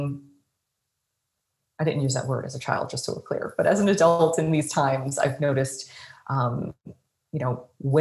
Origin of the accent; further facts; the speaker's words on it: Dallas, Texas, United States; I grew up I was born in Dallas.